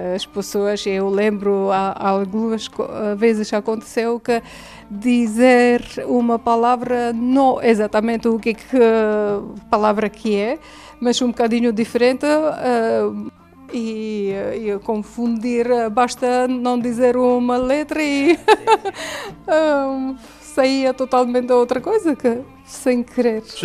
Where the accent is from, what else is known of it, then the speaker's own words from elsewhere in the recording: Yerevan, Armenia; Portuguese is a second language; moved away as an adult; now in Portugal; sou músico, violinista, venho da Arménia e estou a trabalhar na Orquestra Sinfônica Portuguesa